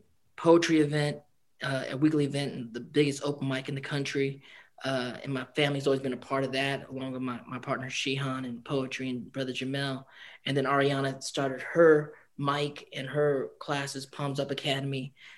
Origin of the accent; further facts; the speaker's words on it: Philippines; we're Filipino and family is really an anchor point for us as a community